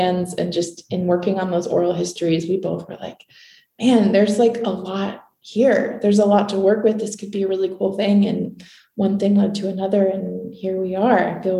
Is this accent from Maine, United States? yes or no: yes; Newry, Maine, United States; also born or lived in Paris, France; now in Portland, United States; I was born and raised in Maine. I grew up in a little town in Western Maine called Newry